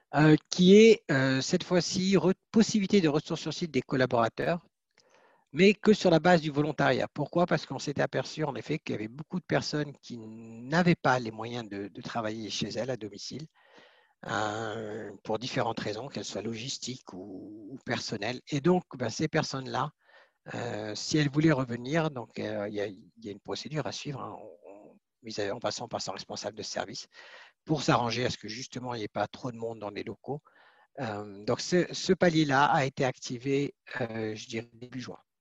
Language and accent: French; Switzerland; chez nous en Suisse